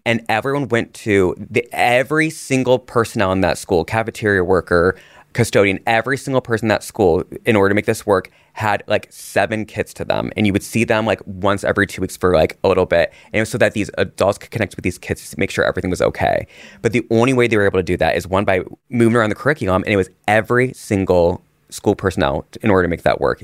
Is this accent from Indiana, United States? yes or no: yes; Indiana, United States; I grew up in Indiana